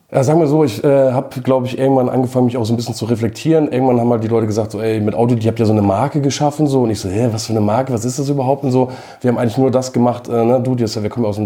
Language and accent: German; Henstedt-Ulzburg, Schleswig-Holstein, Germany; born there; Genau, ich bin kein Hamburger, ich bin äh, geboren in Henstedt-Ulzburg.